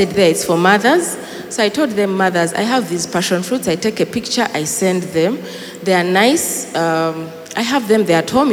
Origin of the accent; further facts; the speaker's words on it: Kisoro, Western Region, Uganda; now in Kampala, Uganda; in our village, I come from Chisoro